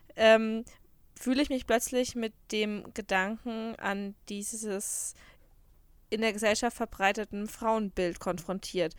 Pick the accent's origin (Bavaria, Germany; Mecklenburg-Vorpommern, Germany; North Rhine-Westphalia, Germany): Bavaria, Germany; Würzburg; moved away as an adult; also born or lived in Rhineland-Palatinate; now in Munich, Germany; ich bin ja in der Rheinland-Pfalz geboren. Ja. Und bin mit sechs Jahren nach Würzburg gezogen